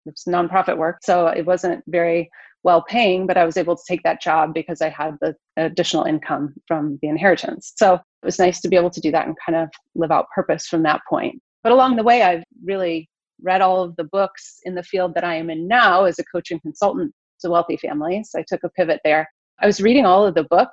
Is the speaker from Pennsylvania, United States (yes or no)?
no; Detroit, Michigan, United States; moved away as an adult; now in Florida, United States; I was raised in the Metro Detroit area, the suburbs